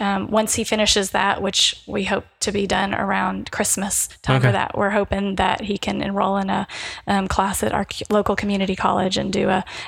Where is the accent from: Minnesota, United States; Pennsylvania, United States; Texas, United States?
Texas, United States; Fort Worth; I'm from Fort Worth.